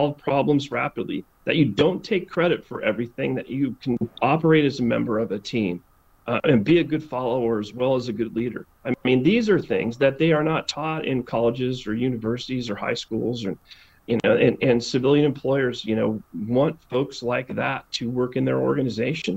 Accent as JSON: {"language": "English", "town": "Salinas", "region": "California", "country": "United States", "tie": "born or raised there", "said": "I grew up in Salinas"}